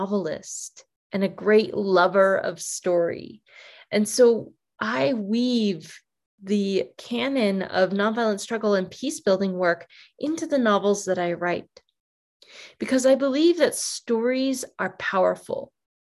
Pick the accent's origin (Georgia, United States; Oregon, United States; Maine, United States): Maine, United States; now in New Mexico, United States; I was born in Maine. I live in New Mexico now. I grew up on a farm